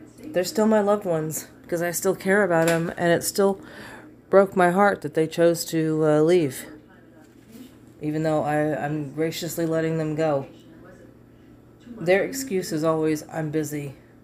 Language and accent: English; United States; I'm American